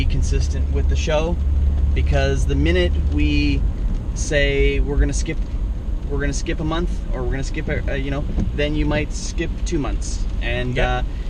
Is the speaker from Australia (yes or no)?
no; Canada; We're Canadian filmmakers